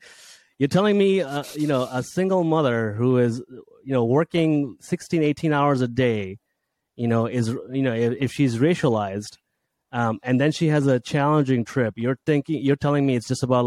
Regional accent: Saudi Arabia; also born or lived in Bangladesh; If I talk about my background, I from Bangladesh, grew up, you know, I was born there, but I grew up in Saudi Arabia in an English speaking school full of lower middle class kids.

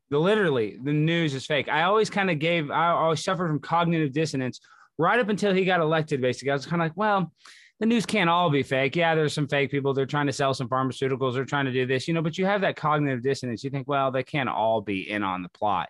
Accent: Texas, United States; moved away as an adult; also born or lived in Baton Rouge, Louisiana / Los Angeles, California; I grew up in Texas, went to college in Louisiana

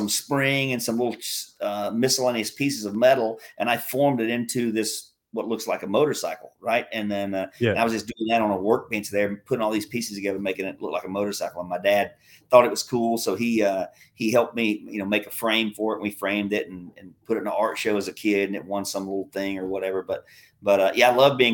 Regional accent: South Carolina, United States; accent: southern; United States, South Carolina

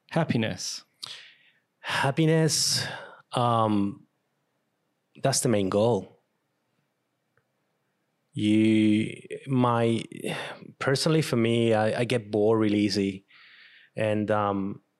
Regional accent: Venezuela; first language Spanish; English is a second language; moved away as an adult; also born or lived in Brisbane, Australia / Canberra, Australia; now in Australia; Venezuela. So my I speak Spanish, and that's my main um mother language. And um, yeah, I learned English ten years ago when I moved to Australia.

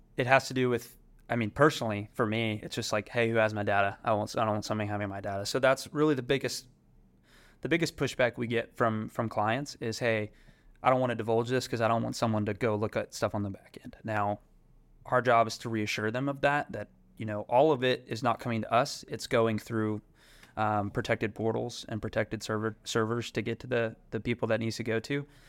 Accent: Fort Worth, Texas, United States; I grew up in Fort Worth, Texas

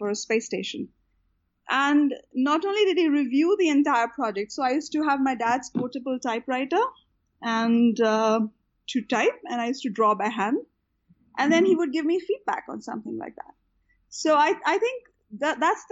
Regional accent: Ahmedabad, Gujarat, India; also born or lived in California / Houston; now in Bangalore, India; I had one of the most fantastic childhoods growing up in Ahmedabad

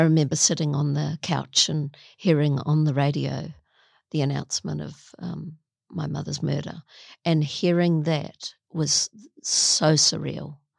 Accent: Auckland, New Zealand; I'm a Kiwi

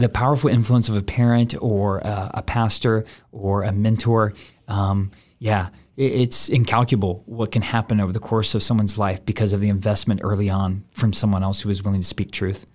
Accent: Denton, Texas, United States; as a young man growing up in Denton, Texas with my aunt and uncle

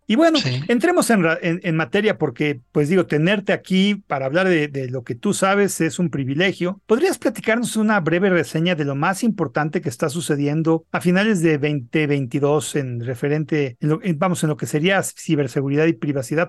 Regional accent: Mexico; nosotros como mexicanos

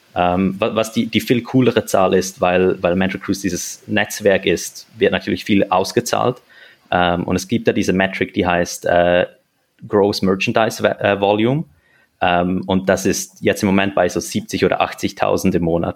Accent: Switzerland; now in Zurich, Switzerland; Ich, ich bin Schweizer, ich bin hier geboren äh, und aufgewachsen.

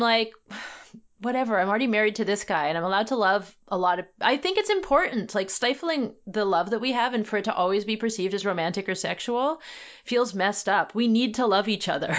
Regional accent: Canada; as a Canadian

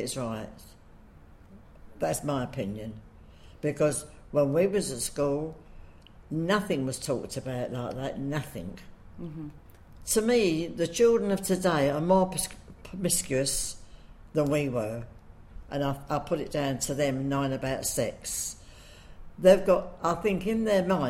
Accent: London, United Kingdom; I've lived in Hoxton all my life, and I still live there

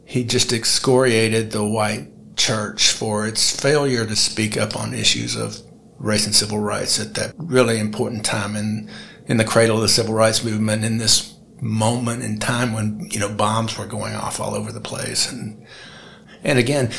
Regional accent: Birmingham, Alabama, United States; I was born in April of 1963, which is the precise moment in time, and just outside Birmingham, Alabama

